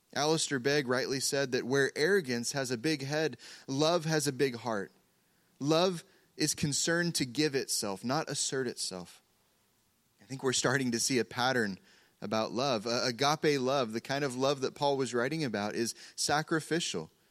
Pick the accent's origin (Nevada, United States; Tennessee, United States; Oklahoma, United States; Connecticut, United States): Oklahoma, United States; we're from Oklahoma